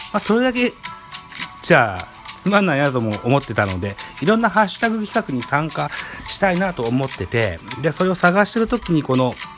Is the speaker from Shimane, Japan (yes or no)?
yes; Shimane, Japan; 僕は島根県出身なんですけど、本当に東の先っぽに住んでて、隣町が鳥取県米子市になるわけですよ